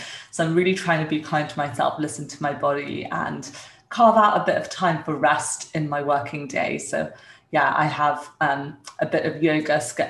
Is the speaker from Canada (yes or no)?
no; Dumfries, Scotland, United Kingdom; also born or lived in India; I was born in India and my parents were both surgeons. At that time, they were still in training, and they moved to the UK when I was a few years old, where my sister was born. We moved to Dumfries